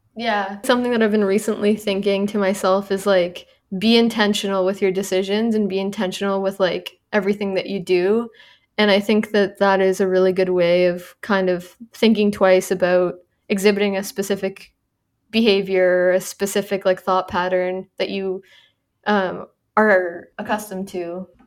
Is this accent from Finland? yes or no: no; Canada; moved away; I'm Canadian